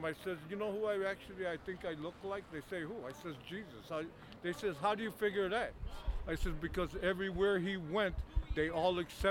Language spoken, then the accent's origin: English; United States; first language English; I'm American. And I'm speaking English. That's where I'm from.